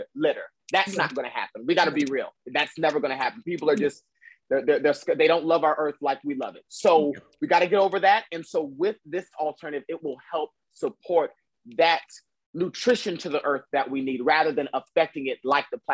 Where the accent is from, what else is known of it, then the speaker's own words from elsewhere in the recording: the South, United States; I'm from the South